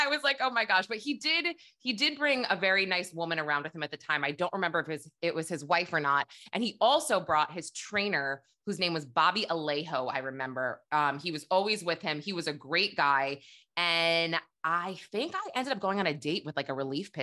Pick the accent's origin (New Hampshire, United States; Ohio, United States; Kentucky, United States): New Hampshire, United States; I'm also from New Hampshire